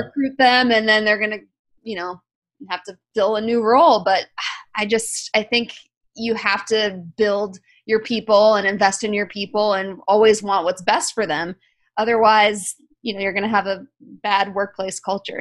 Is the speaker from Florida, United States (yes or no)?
yes; South Florida, United States; I'm from South Florida